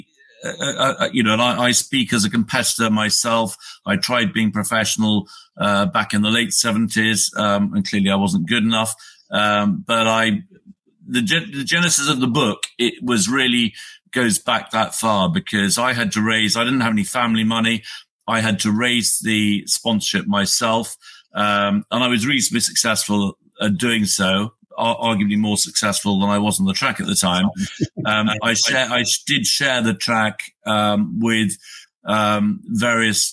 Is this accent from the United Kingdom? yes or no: yes; United Kingdom; I'm a Brit, I live in the UK